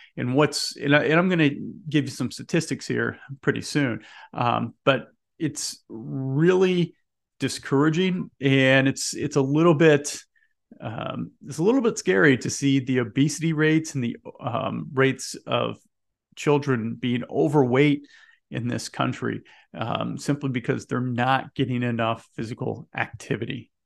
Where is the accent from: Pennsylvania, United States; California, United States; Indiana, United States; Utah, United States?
Indiana, United States; Indianapolis; I'm here in Indiana. I'm originally from Indianapolis.